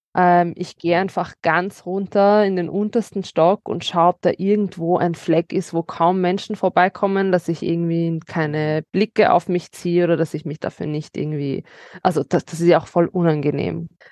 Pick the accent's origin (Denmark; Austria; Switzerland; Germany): Austria; Vienna; born or raised there